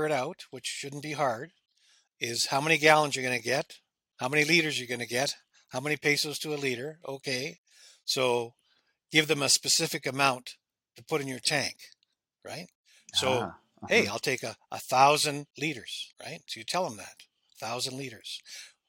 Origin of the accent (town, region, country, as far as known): Canada